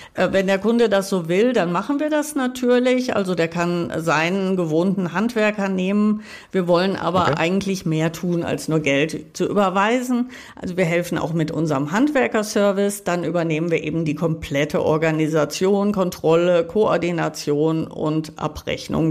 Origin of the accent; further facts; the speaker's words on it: Münster, North Rhine-Westphalia, Germany; Meine Heimatstadt Münster